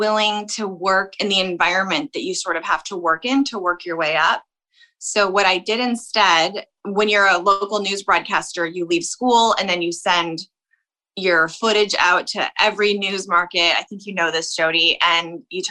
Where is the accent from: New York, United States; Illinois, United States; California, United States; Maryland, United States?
Illinois, United States; Chicago; moved away as an adult; also born or lived in Los Angeles; I'm from Chicago, so I'd read like the Chicago Tribune